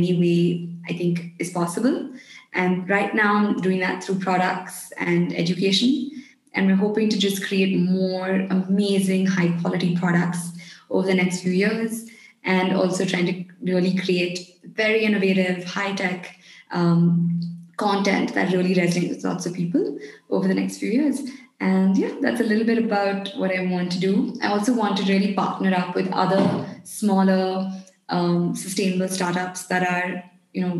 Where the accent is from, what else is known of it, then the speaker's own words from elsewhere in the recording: India; us as an Indian culture